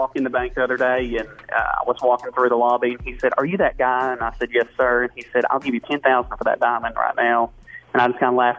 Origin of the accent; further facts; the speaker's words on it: Searcy, Arkansas, United States; So I grew up in Searcy, Arkansas.